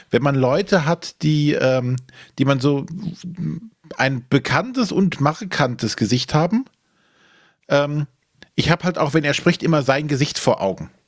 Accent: Rhineland, Germany; was jetzt für mich als Rheinländer immer schwierig ist, das Ganze spielt halt äh, in Bayern und hat auch diesen bayerischen Anstrich.

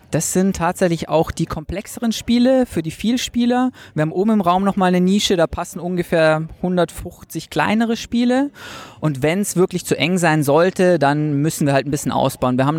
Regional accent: Munich, Bavaria, Germany; Ähm, wie man hört, ja, ich bin aus München.

